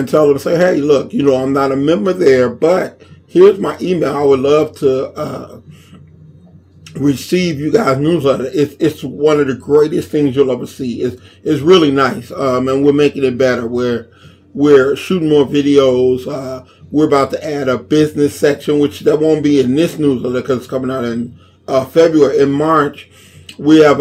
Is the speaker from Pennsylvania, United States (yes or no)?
no; Inglewood, California, United States; I was born and raised in Inglewood from the time I was born to when I moved in my 20s